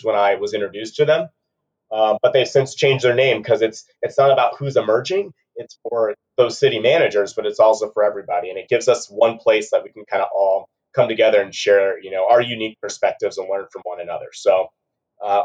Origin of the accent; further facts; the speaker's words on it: Peoria, Arizona, United States; also born or lived in Brandon, Florida / Seattle, Washington; I was raised out here in the Phoenix, Arizona area